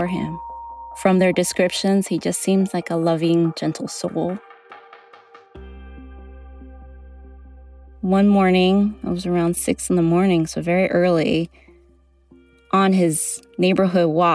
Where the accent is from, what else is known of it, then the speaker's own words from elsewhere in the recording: California, United States; coming from California and growing up in the communities where a lot of the attacks happened